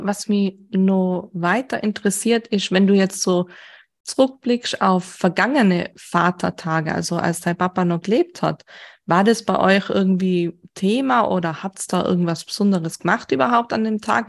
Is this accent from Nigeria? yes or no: no; Austria; Bei uns in Österreich